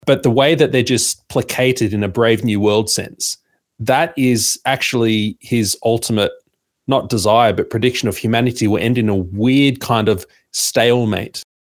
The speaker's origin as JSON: {"language": "English", "town": "Sydney", "region": "New South Wales", "country": "Australia", "said": "I'm from Sydney"}